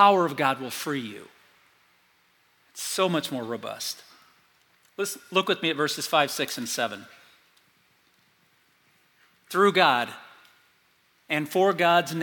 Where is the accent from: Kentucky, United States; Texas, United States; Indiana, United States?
Indiana, United States; South Bend; I grew up in South Bend, Indiana, North Central Indiana